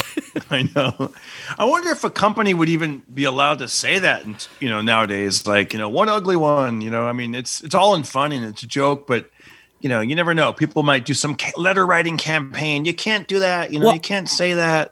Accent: Fresno, California, United States; my hometown of Fresno

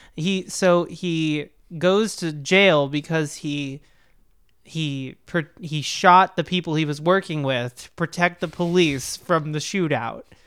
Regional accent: Oklahoma, United States; I am from Oklahoma

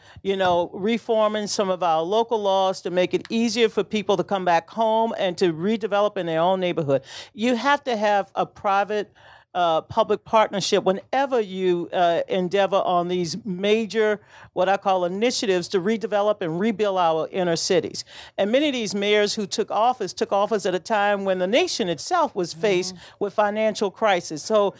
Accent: Louisiana, United States; moved away; my home state, Louisiana

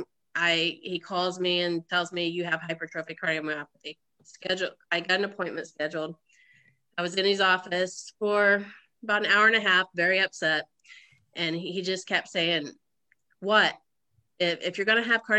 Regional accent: Oklahoma, United States; moved away; also born or lived in Swayzee, Indiana; I originally from Oklahoma, born and raised in Oklahoma, but all my family is from Indiana, so I'm from Swayze, Indiana

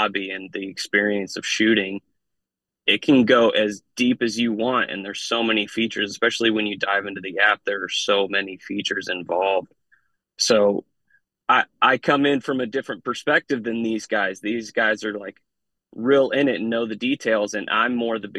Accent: Midwest, United States; I grew up in the Midwest

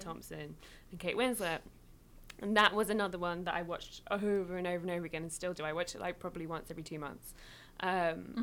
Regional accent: England, United Kingdom; girl growing up in England with this like half Mexican, half English household

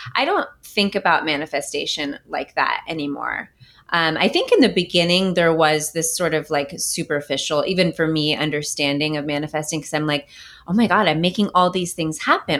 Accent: Bay Area, Silicon Valley, California, United States; I'm from the Bay Area, from California, um, from Silicon Valley

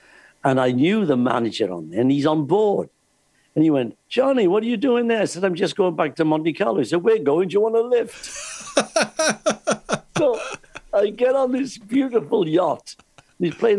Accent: Wales, United Kingdom; I'm from Wales

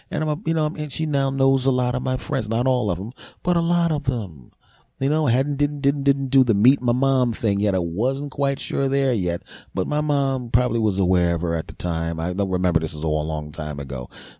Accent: Philadelphia, Pennsylvania, United States; I'm from Philly originally.

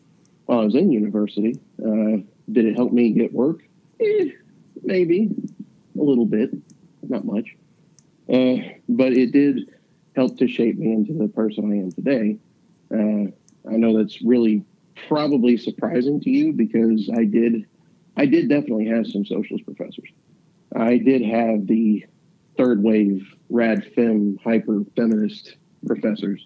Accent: Huntington, West Virginia, United States; I came from the West End of Huntington

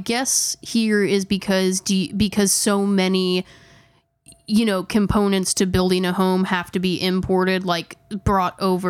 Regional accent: Indiana, United States; accent: twang; Just know that we're from Indiana and we are painfully, painfully aware of how we speak and how I actually probably speak worse than Megan does.

